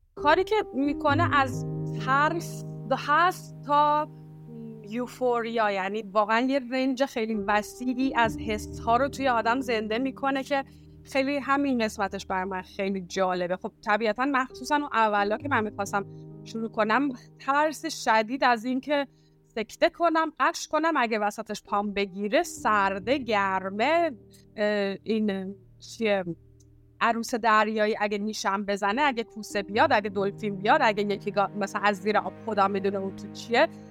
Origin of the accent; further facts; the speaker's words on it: Iran; moved away as an adult; also born or lived in United States; now in Istanbul, Turkey; توی ایران بزرگ شدم